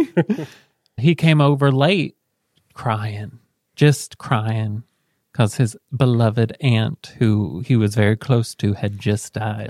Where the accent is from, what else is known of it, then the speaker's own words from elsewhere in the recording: Selma, Indiana, United States; also born or lived in Muncie; we moved from Alec to Selma